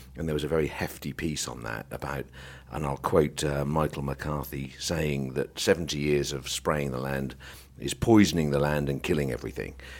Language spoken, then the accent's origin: English; South Norfolk, East of England, United Kingdom; I was Born in South Norfolk